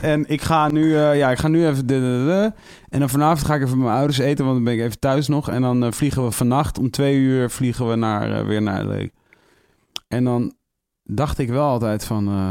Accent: Amersfoort, Utrecht, Netherlands; Ik kom uit Amersfoort

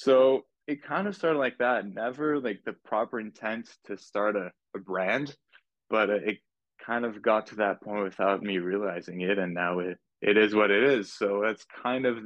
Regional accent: Laval, Quebec, Canada; also born or lived in Montreal; I was born in Montreal, raised in Laval, just in the suburbs

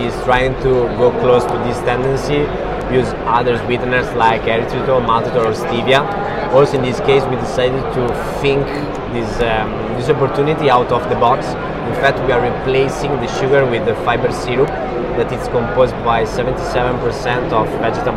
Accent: Italy; we come from Italy

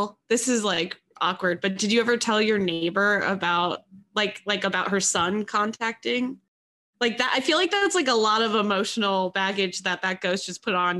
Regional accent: East Coast, United States; I don't know if it's because I'm from the East Coast, too.

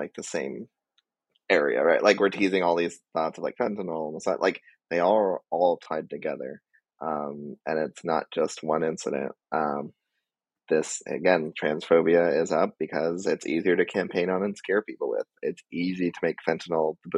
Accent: Southwest, United States; I come from the Southwest

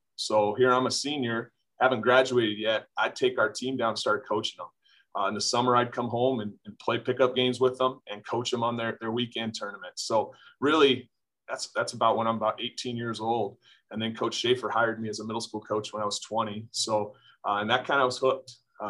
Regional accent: Denison, Iowa, United States; also born or lived in Huxley, Iowa; I born and raised in Denison, but before I hit high school, made the move. The family moved to Central Iowa. I'm a Ballard Huxley grad.

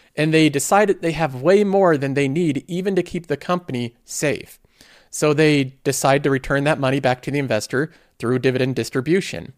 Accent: United States; I'm a American.

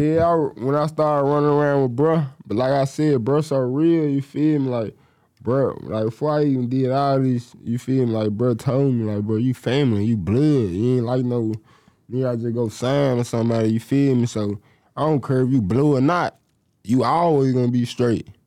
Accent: Memphis, Tennessee, United States; I'm from Memphis

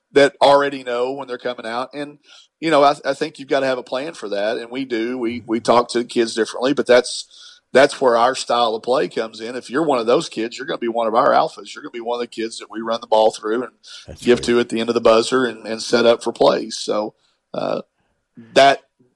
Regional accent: Arkansas, United States; I'm from Arkansas

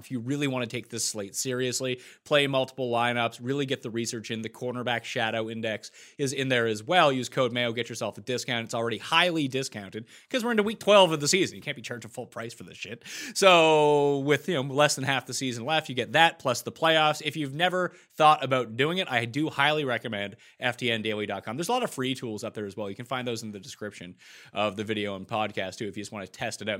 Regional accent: Canada; As a Canadian

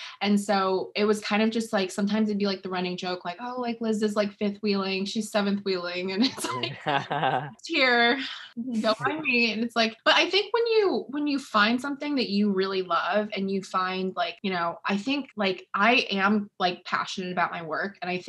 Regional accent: California, United States; also born or lived in St. Louis / China / Washington; No, I was born in St. Louis, moved to China for 4 years because my mom's Chinese, lived in California for like 10 years and then moved to Washington.

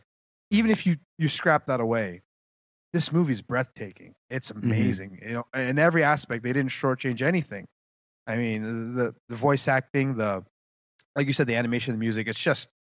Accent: United States; I was born in America, but my family's language sounds like that.

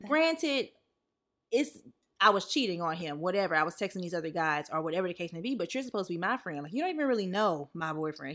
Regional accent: the South, United States; growing up in the South

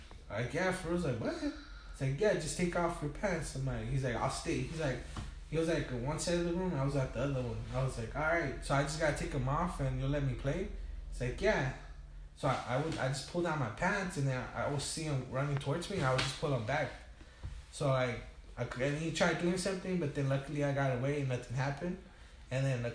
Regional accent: Tijuana, Baja California, Mexico; also born or lived in Long Beach, California; now in Wilmington, United States; I moved to TJ, uh-huh. when I was about 2 months, 3 months old. Mm-hmm. And I was raised over there.

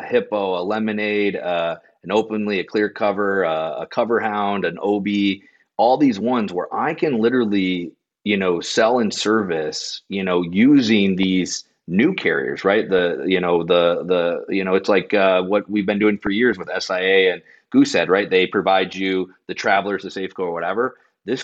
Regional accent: Michigan, United States; We are all from Michigan

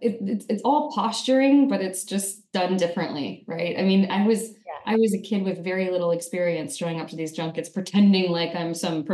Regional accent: Wichita, Kansas, United States; I did not grow up in Alaska, but I grew up in the second most remote place in the United States, Wichita, Kansas.

